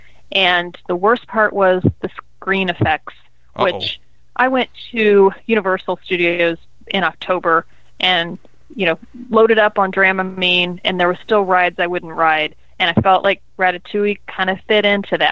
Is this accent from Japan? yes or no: no; United States; as an American